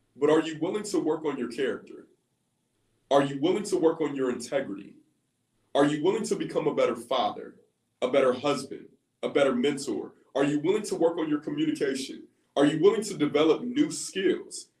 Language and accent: English; Columbus, Ohio, United States; I'm actually from Columbus, Ohio